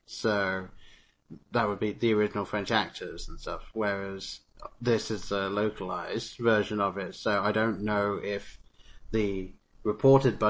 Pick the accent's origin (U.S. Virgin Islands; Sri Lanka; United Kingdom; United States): United Kingdom; England; moved away; I am English, having grown up over there